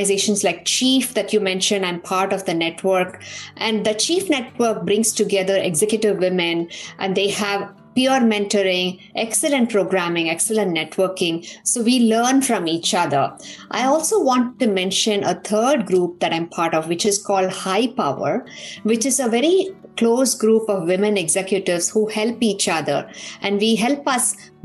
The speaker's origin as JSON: {"language": "English", "town": "Coimbatore", "region": "Tamil Nadu", "country": "India", "tie": "born or raised there", "also_born_or_lived": "Pilani, Rajasthan, India", "moved": "as an adult", "lives_now": "United States", "said": "I grew up in Tamil Nadu, in Coimbatore, and I was raised by a single mother"}